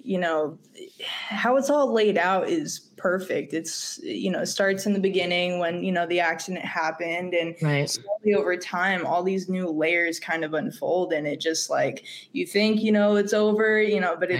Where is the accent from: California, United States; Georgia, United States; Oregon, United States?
California, United States; Roseville; now in Sacramento, United States; I was born in Roseville.